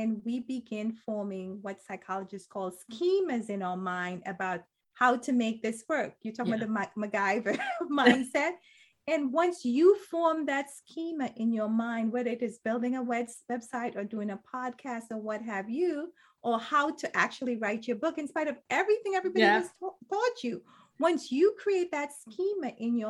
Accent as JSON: {"language": "English", "country": "Trinidad & Tobago", "said": "I'm from Trinidad in Caribbean culture. In Trinidad culture, I should say, people usually just really suck the marrow out of their bones."}